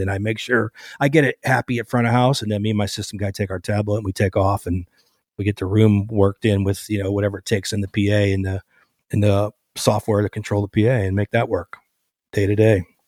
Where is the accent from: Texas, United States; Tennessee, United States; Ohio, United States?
Ohio, United States; Cleveland; moved away as an adult; also born or lived in Los Angeles; I grew up in Cleveland, Cleveland area